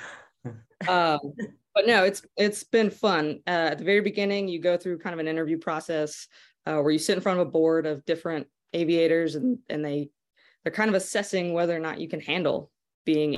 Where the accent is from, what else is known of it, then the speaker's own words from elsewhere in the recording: Lubbock, Texas, United States; growing up in Lubbock